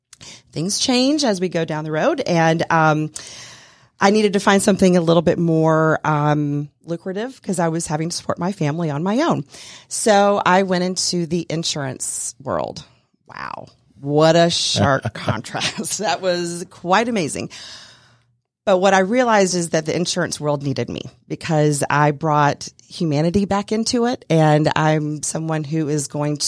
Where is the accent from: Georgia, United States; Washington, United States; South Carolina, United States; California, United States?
South Carolina, United States; Greer; moved away as an adult; now in Atlanta, United States; My dad was in the military, so we traveled all around when I was growing up. We grew up primarily in Greer, South Carolina. I moved to Atlanta in 1999 to get married